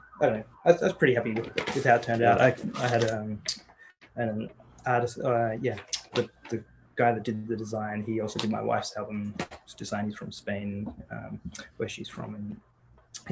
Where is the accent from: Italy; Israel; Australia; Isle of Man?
Australia; also born or lived in Sri Lanka; I grew up in Australia, that's where I'm from.